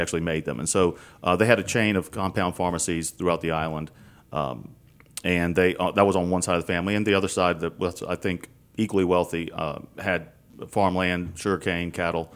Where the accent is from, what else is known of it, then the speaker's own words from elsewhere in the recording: Baton Rouge, Louisiana, United States; also born or lived in New Orleans; I was born and raised in Baton Rouge